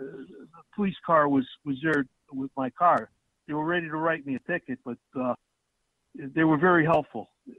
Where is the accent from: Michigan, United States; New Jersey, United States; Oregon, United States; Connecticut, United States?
Connecticut, United States; Waterbury; moved away as an adult; now in Naugatuck, United States; I grew up in Waterbury and moved to Naugatuck in 88.